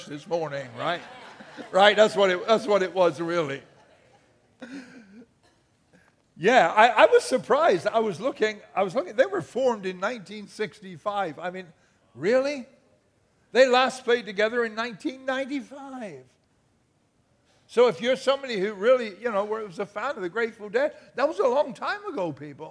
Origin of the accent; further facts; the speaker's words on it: England, United Kingdom; now in United States; I'm an Englishman